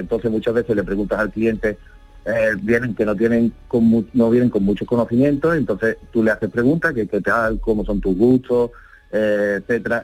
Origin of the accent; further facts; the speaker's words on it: Málaga, Andalusia, Spain; De Málaga.